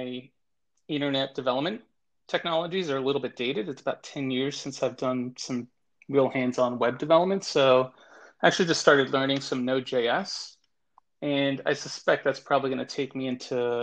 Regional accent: New York, United States; now in Miami, United States; born and raised in New York, and relocated down to Miami in the mid-late 90s

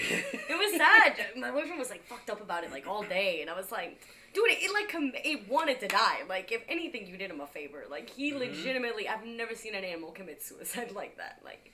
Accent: Mexico; I kind of grew up on that. When I lived in Mexico, I grew up watching them in Spanish.

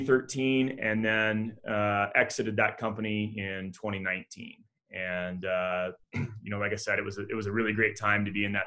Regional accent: Midland, Texas, United States; moved away as an adult; also born or lived in San Diego; I grew up in Midland, Texas

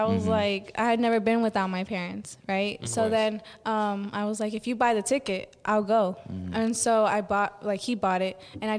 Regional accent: Orlando, Florida, United States; born there; No, I was born in Orlando, Florida

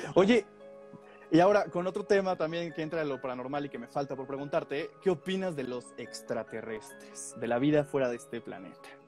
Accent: Puebla, Mexico; also born or lived in Mexico City; yo soy de Puebla

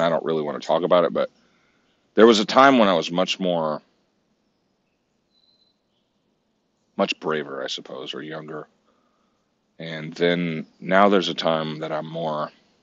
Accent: Santa Cruz, California, United States; it was recorded in my hometown.

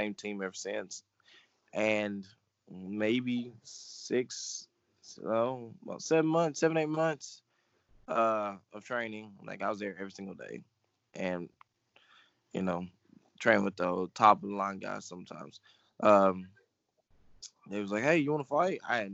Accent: Houston, Texas, United States; now in Tennessee, United States; I left here about the age of four, and I moved with my mom to Houston. So that was pretty fun living down there for 10, 15 years

